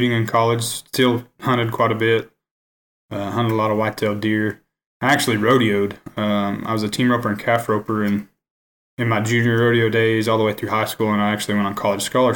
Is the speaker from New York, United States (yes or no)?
no; Hammond, Oklahoma, United States; I grew up in Hammond, Oklahoma. It's a really small town, far western Oklahoma, just north of Elk City